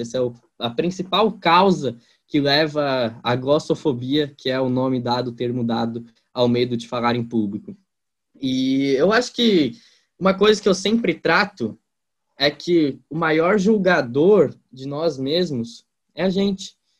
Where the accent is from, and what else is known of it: interior of Santa Catarina, Brazil; accent: strongly rolled R; now in Gaspar, Brazil